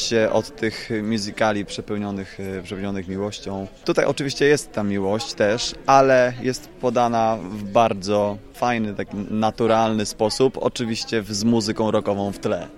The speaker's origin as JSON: {"language": "Polish", "town": "Jarocin", "region": "Greater Poland", "country": "Poland", "tie": "born or raised there", "said": "urodziłem się w Jarocinie e, i mieszkałem 500 metrów od amfiteatru"}